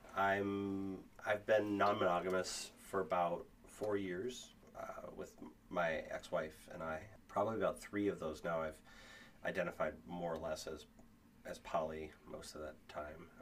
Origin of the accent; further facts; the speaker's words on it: Kenosha, Wisconsin, United States; I grew up in Kenosha, so the Ren Fair was right there